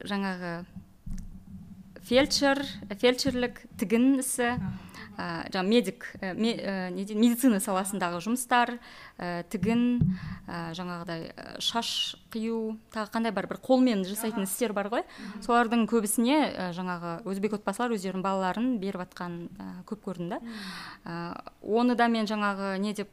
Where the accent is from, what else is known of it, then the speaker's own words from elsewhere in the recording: Kazakhstan; born there; first language uz; Kazakh is a second language; осы жерде тудым ә, мен жаңағы өзбек тілін ана тілім мен өзбекпін ә, бірақ мен қазақ тілінде де сөйлей, аламын орыс тілінде де сөйлей, аламын